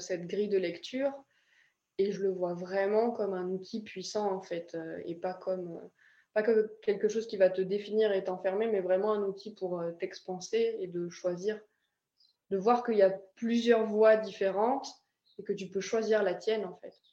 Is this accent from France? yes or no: yes; France; moved away as an adult; also born or lived in Ireland; j'ai quitté la France, il me semble que j'avais 18 ans la première fois